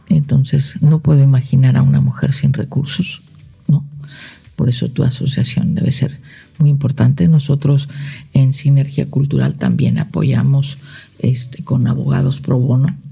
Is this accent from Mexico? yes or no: yes; Morelos, Mexico; also born or lived in Tijuana, Baja California / China